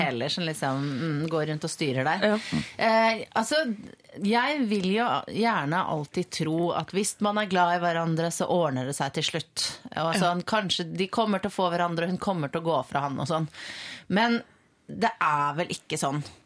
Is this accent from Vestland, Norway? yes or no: yes; Voss, Vestland, Norway; also born or lived in Vaksdal; Jeg er fra Vaksdal. Gått på gymnas på Voss, der jeg har vokst opp.